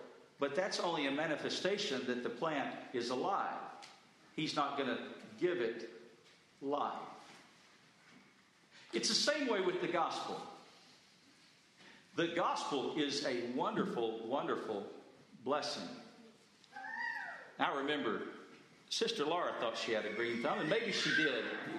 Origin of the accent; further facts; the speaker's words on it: West Texas, United States; moved away as an adult; I spent the first 30 years in the desert. I grew up in West Texas